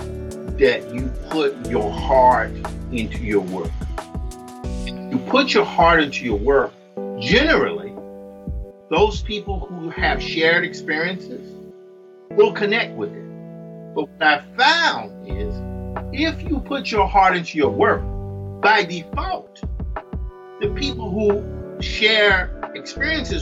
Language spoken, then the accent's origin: English; Mississippi, United States; I'm from Mississippi. I grew up literally across the street from a cotton field